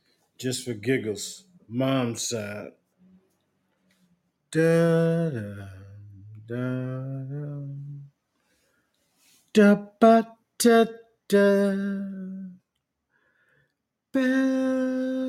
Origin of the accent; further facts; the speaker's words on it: Bronx, New York, United States; also born or lived in Asheville, North Carolina / Germany / Kansas; now in Georgia, United States; I was born in Asheville, North Carolina, but raised in Boogie Down Bronx. I spent many of my summers in Asheville with my grandparents, Joe Jonathan and Maggie Magnolia Rivers.